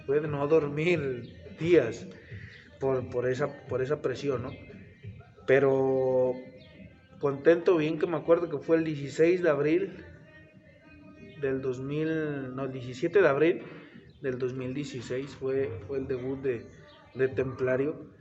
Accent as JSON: {"language": "Spanish", "region": "Tlaxcala", "country": "Mexico", "tie": "born or raised there", "said": "yo soy originario de Tlaxcala"}